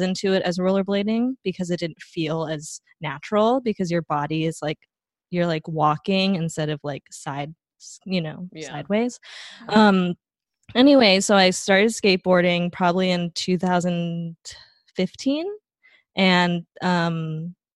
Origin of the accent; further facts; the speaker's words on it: Taipei, Taiwan; moved away as an adult; also born or lived in Southern California; now in Bay Area, United States; So I grew up in Taipei, Taiwan. That's where most of my family lives. And I moved to the US in 2010